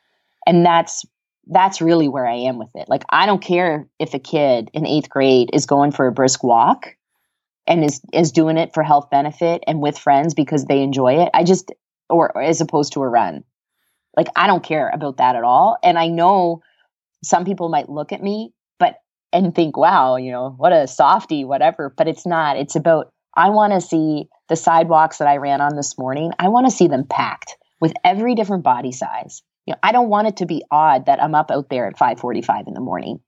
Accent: Antigonish, Nova Scotia, Canada; also born or lived in Virginia, United States; my alma mater in Canada after I finished up at UVA, which was really a dream gig because it was in my hometown.

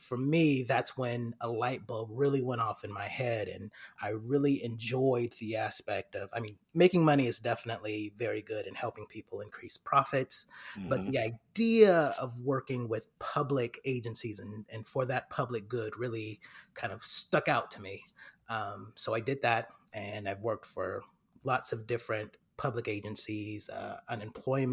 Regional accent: Fairfield, California, United States; moved away as an adult; now in Atlanta, United States; I'm originally from Fairfield, California, born and raised, and I'm actually in Atlanta, Georgia now

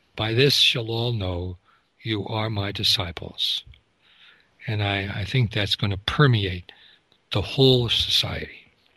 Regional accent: United States

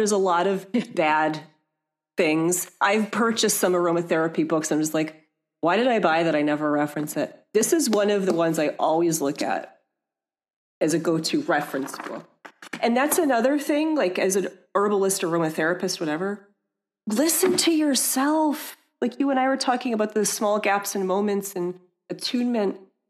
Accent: Michigan, United States; And again, I mentioned I'm from Michigan. I was able to visit my parents.

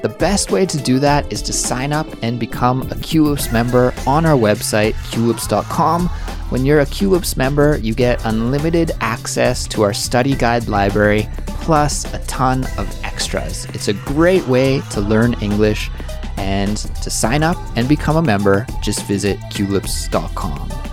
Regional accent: Canada; I'm from Canada

